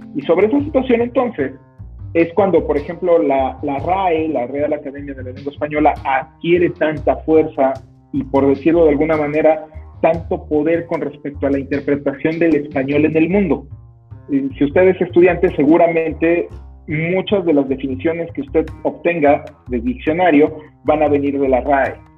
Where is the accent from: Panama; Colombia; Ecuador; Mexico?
Mexico